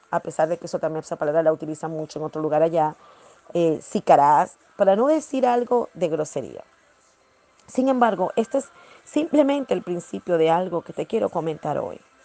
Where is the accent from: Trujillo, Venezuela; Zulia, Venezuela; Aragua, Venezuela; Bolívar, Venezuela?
Bolívar, Venezuela; Ciudad Guayana; also born or lived in Margarita Island (family origin); estaba en Guayana, la ciudad donde yo nací, crecí